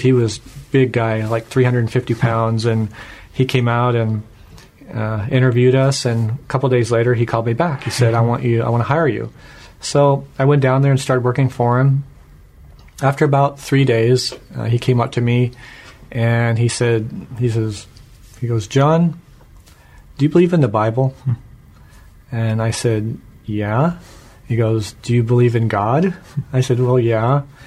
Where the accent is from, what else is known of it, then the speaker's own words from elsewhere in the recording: Washington, United States; I was born here in Washington State and grew up in a non-Christian home.